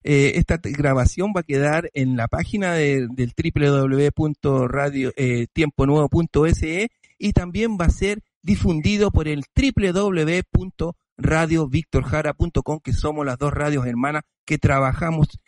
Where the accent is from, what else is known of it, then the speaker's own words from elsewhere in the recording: Chile; now in Stockholm, Sweden; somos chilenos que vivimos muchos años acá en, en Estocolmo, en este país